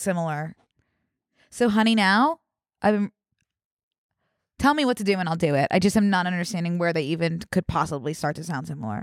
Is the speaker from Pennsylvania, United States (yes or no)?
yes; Philadelphia, Pennsylvania, United States; I am from Philadelphia